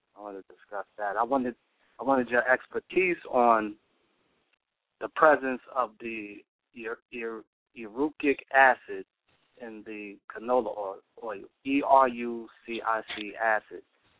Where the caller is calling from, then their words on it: Mount Vernon, New York, United States; I'm calling from Mount Vernon, New York.